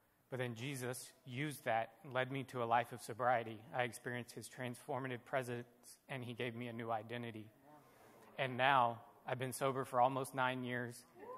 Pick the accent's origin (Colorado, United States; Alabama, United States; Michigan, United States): Alabama, United States; I grew up in Alabama, so I essentially went to church for 9 months before I was born.